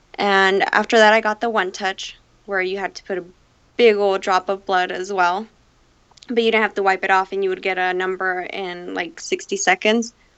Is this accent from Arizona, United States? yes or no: yes; Phoenix, Arizona, United States; I'm from Phoenix, Arizona